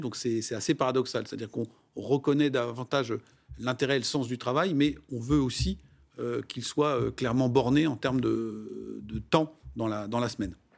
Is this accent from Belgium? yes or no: no; France; chez nous en France